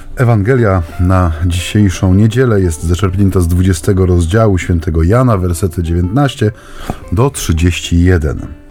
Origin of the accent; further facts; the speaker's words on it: Silesian Voivodeship, Poland; U nas na Śląsku się właśnie tak często mówi